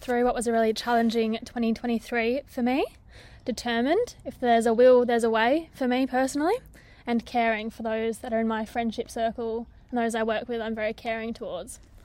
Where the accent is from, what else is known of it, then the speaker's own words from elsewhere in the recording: Corrigin, Western Australia, Australia; I grew up on a mixed cropping and f-, sheep enterprise in Coryton, the wheat belt of Western Australia